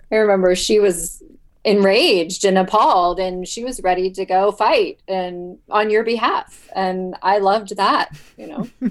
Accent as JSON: {"language": "English", "region": "Ohio", "country": "United States", "said": "I'm from Ohio"}